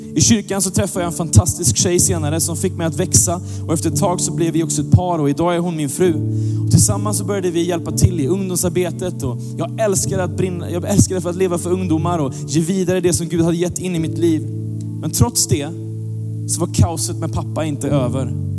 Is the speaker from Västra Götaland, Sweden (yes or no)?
yes; Gothenburg, Västra Götaland, Sweden; jag växte upp i Göteborg